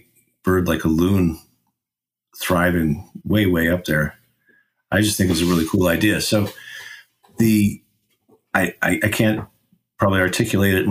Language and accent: English; Alaska, United States; I grew up in Alaska and spent many summers working in the bush up there